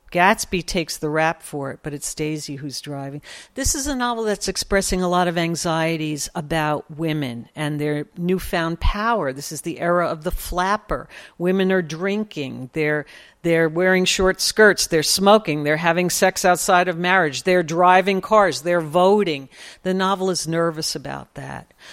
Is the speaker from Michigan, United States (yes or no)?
no; New York City, New York, United States; I grew up in Sunnyside, Queens